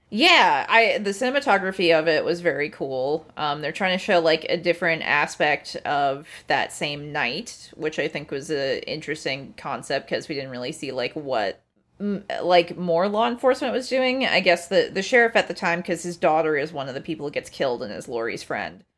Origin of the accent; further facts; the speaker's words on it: Anchorage, Alaska, United States; I grew up in Alaska, uh, like, in Anchorage, which is a coastal town